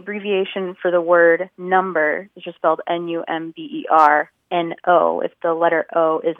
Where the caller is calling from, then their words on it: Indianapolis, Indiana, United States; I'm calling from Indianapolis, Indiana.